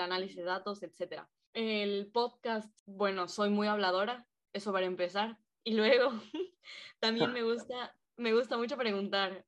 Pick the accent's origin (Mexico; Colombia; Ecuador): Ecuador; Quito, Pichincha; moved away as an adult; now in Valencia, Spain; los tres somos de Quito, Ecuador. Nos conocimos ahí, eh, íbamos juntos a clase